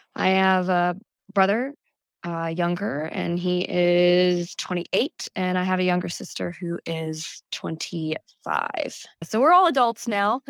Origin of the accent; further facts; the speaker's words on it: Calvert County, Southern Maryland, United States; also born or lived in Prince George's County, Maryland / Virginia; technically I was born there, yes, but I grew up in Southern Maryland in Calvert County